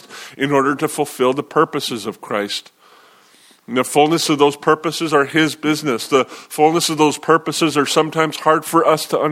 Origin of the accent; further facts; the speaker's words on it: United States; especially as American believers